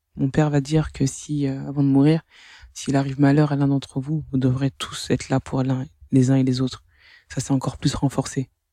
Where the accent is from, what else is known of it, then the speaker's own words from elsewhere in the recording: France; que j'ai grandi en France, que je suis française